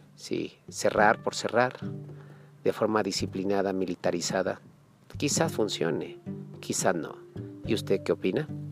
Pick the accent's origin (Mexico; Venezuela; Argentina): Mexico; Chihuahua; Soy parte de Chihuahua, vivo en Pachiniba, ahorita estoy en la ciudad de Chihuahua.